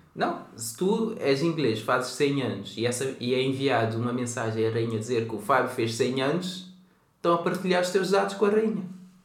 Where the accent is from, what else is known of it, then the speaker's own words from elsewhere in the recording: Cape Verde; now in Portugal; Eu nasci em Cabo Verde